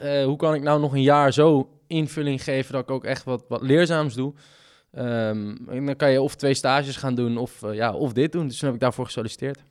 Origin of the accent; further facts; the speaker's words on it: Amsterdam, North Holland, Netherlands; moved away as an adult; now in Groningen, Netherlands; ik ben nu opgegroeid in Amsterdam